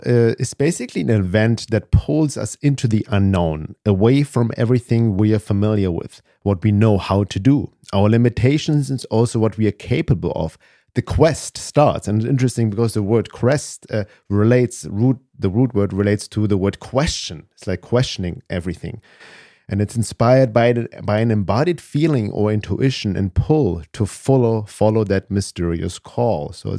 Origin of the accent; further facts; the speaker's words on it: Germany; I was always growing up in Germany, loner, couldn't fit in, but I didn't question it.